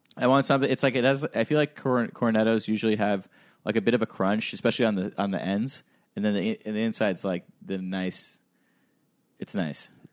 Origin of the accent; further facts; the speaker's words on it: Hauppauge, New York, United States; moved away; they have one near my hometown. They have one in Hop Hog